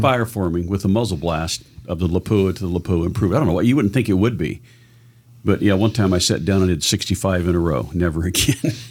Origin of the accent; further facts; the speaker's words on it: Southern Oregon, United States; I was born in Southern Oregon.